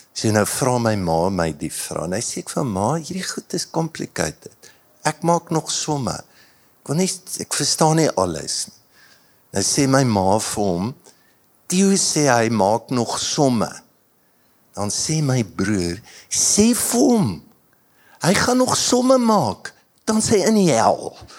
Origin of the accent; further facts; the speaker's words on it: Standerton, Mpumalanga, South Africa; ek het in Standerton groot geword